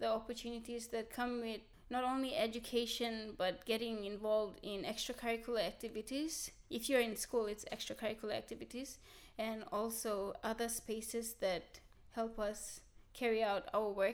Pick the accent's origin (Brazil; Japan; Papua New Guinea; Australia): Papua New Guinea; Central Province; English is a second language; I'm from the Central Province.